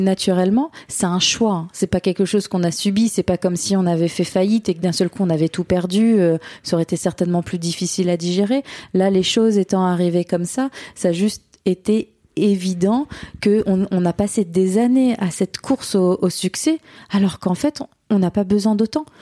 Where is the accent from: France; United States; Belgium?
France; Burgundy, Bourgogne-Franche-Comté; moved away as an adult; now in Australia; on est de Bourgogne